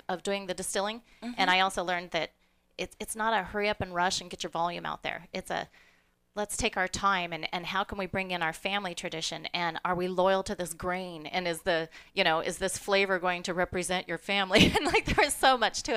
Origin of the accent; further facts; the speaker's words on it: Colorado, United States; moved away as an adult; also born or lived in Alaska; I grew up in Colorado on a ranch